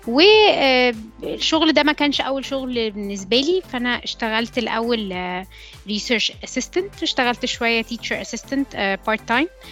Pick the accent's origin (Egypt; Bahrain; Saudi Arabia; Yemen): Egypt; Alexandria, Alexandria Governorate; also born or lived in Cairo; انا اوريجينالي آه، من اسكندريه اتخرجت من هندسه اسكندريه